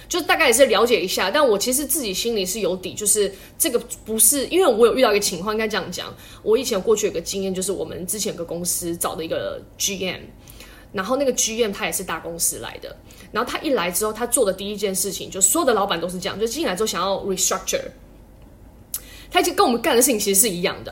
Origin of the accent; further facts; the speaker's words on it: Taiwan; now in China; 我算台湾人嘛